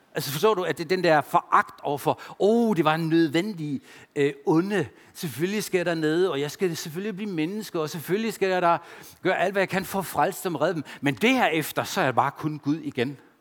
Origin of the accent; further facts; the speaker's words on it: Germany; Danish is a second language; now in Denmark; jeg følte mig stadigvæk som tysker